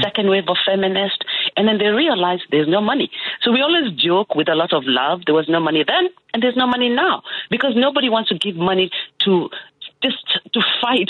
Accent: Kenya; moved away as an adult; now in Chicago, United States; I came from Kenya

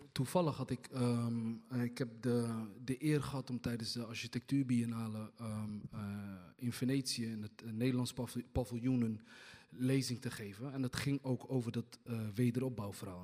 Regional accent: Hargeisa, Somaliland, Somalia; now in Rotterdam, Netherlands; ik kom zelf uit Somalië, ook uit Hargeisa

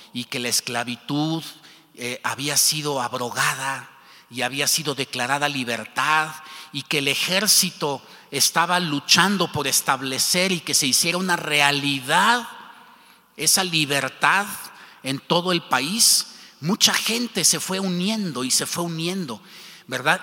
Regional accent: Mexico; como mexicanos

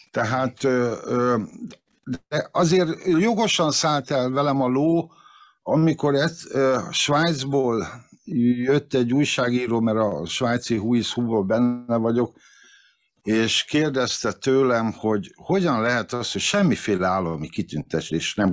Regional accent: Várpalota, Veszprém County, Hungary; born there; hiába születtem Várpalotán, az első szabad magyar választásokat Várpalotán az MSZMP nyerte, és annyira elszégyeltem magam, hogy szülővárosom képtelen a fejlődést, hogy elhatároztam, hogy megtagadom Várpalotát

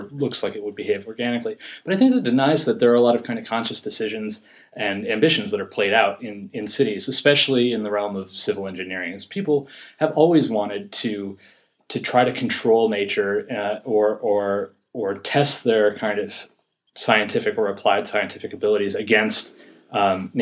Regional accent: Yonkers, New York, United States; I'm from Yonkers, and I grew up in Yonkers.

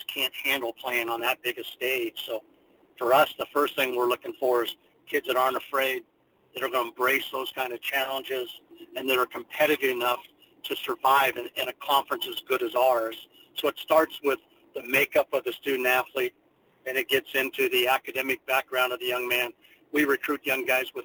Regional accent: California, United States; now in Kansas, United States; I'm a Californian myself

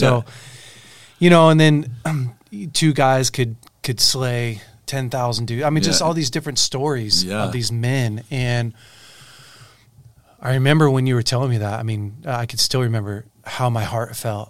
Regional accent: Weaverville, United States; growing up in Weaverville.

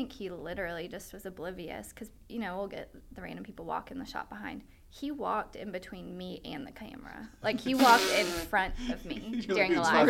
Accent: Lexington, Kentucky, United States; moved away as an adult; also born or lived in Pikeville, Kentucky; People that always ask me when they found out I was from Lexington.

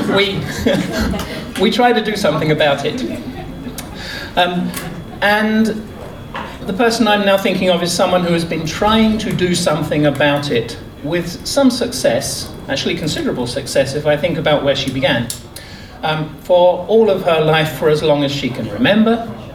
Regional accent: England, United Kingdom; I'm the Englishman

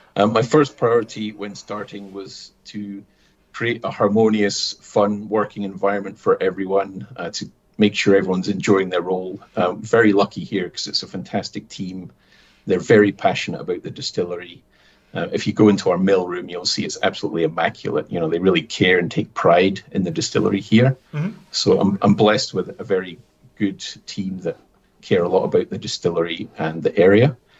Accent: Aviemore, Scotland, United Kingdom; moved away as an adult; also born or lived in Canada; I grew up in Aviemore which is just a 45 minute drive away.

